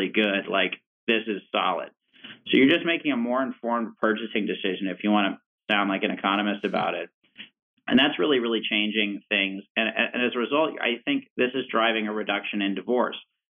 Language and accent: English; Richmond, Virginia, United States; like I'm from Richmond, Virginia